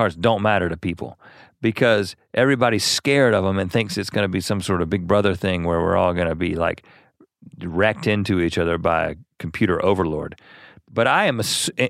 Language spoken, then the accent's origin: English; North Carolina, United States; I used to understand that as flicking the bird growing up in North Carolina as a child.